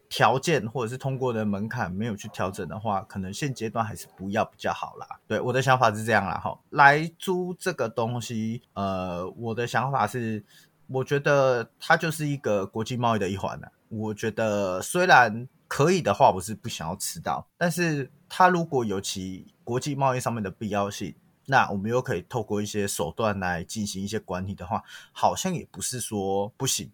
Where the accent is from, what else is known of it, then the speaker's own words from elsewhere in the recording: southern Taiwan, Taiwan; 我们南部人吃那么多污染